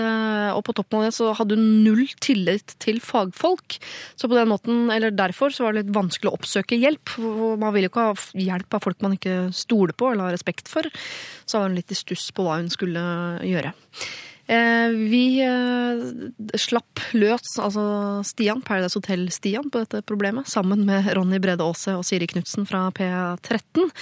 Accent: Moss, Østfold, Norway; fordi jeg er fra Moss, ja

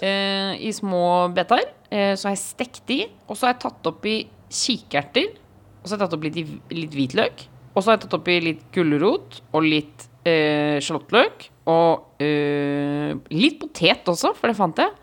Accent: Oslo, Norway; also born or lived in Trondheim; jeg bodde i Trondheim, men jeg sov hos mamma da Når jeg var hjemme i Oslo

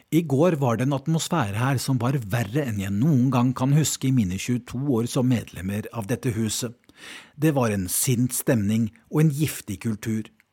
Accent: Norway; moved away as an adult; now in London, United Kingdom; Som nordmann

